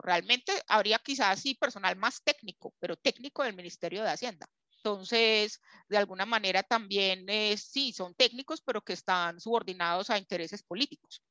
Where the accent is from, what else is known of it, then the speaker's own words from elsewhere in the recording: Colombia; nosotros como colombianos